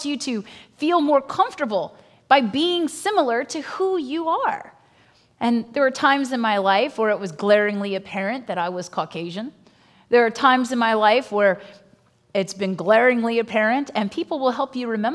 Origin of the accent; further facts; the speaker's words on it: Virginia, United States; I grew up in Virginia